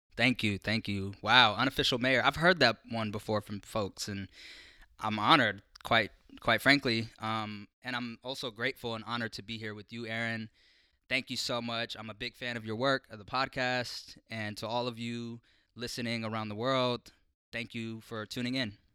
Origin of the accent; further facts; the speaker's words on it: Portland, Oregon, United States; growing up in North Portland, in Columbia Villa